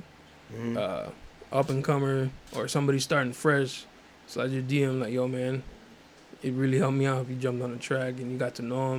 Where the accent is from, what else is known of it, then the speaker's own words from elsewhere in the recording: National City, California, United States; I'm from National City, too, right there on Plaza and Euclid.